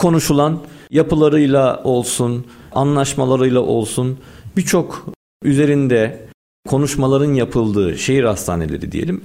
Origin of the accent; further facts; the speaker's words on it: Istanbul, Turkey; 1983 doğumluyum, İstanbul doğumluyum.